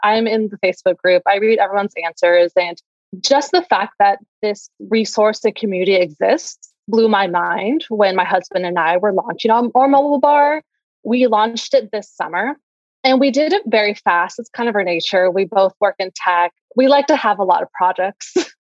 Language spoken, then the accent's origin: English; Santa Barbara, California, United States; our roots, to where we grew up in and the amazing community that we have here